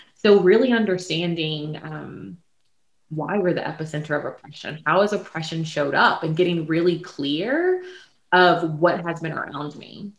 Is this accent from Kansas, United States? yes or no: no; Prince George, Virginia, United States; now in Richmond, United States; I am um, from Prince George, Virginia, and um, currently I reside in Richmond, Virginia